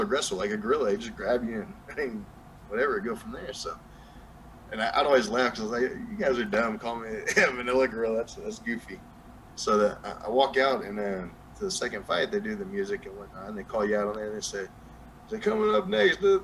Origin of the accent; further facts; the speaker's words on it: Hobbs, New Mexico, United States; accent: southern; now in Texas, United States; Hobbs, New Mexico, my hometown